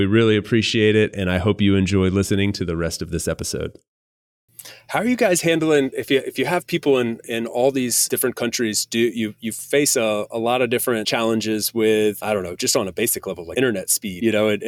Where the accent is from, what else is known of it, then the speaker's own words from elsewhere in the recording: United States; moved away as an adult; As an American citizen, I'm from one of only two countries in the entire world that requires I pay taxes on my global income